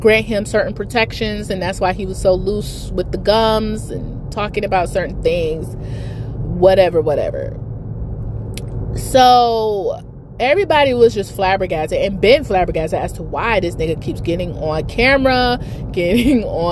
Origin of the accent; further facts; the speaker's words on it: New York, United States; moved away; I grew up in New York half my life